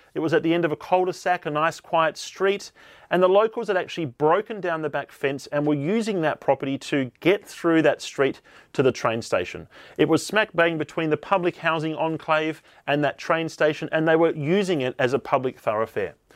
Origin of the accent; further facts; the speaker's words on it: Tasmania, Australia; moved away as an adult; also born or lived in Sydney; I grew up here in Tasmania, Australia